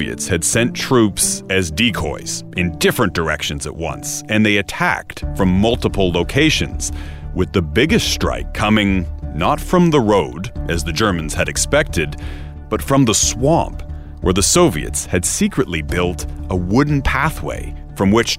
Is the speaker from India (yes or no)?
no; Canada; now in Europe; As a Canadian correspondent based in Europe